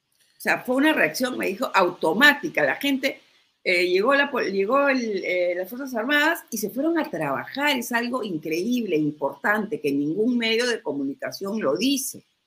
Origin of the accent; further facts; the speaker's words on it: Peru; como peruanos